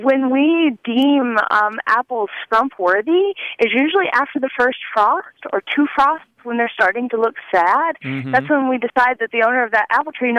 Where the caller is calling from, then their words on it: Bozeman, Montana, United States; I'm calling from Bozeman, Montana.